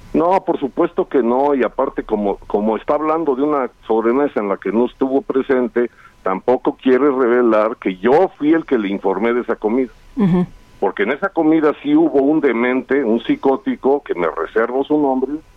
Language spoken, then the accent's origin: Spanish; León, Guanajuato, Mexico; Fútbol Club León, que es de donde yo soy